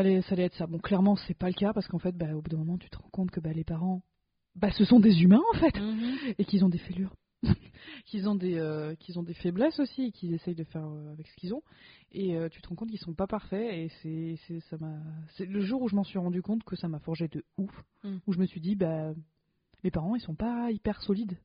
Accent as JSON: {"language": "French", "country": "France", "first_language": "French", "said": "je suis française francophone de base"}